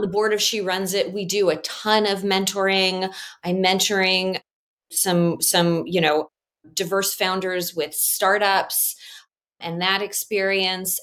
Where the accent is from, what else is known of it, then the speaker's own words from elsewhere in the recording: Chicago, Illinois, United States; I am Chicagoan